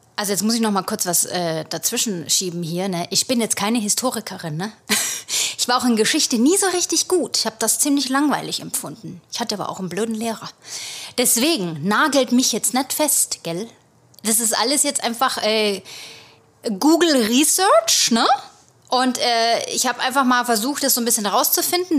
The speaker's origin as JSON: {"language": "German", "country": "Germany", "moved": "as an adult", "lives_now": "United States", "said": "bei uns gehen alle in die Grundschule"}